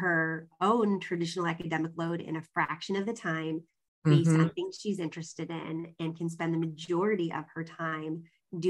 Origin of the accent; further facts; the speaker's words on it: Southern California, United States; moved away; I lived in Southern California for about 10 years in junior high and high school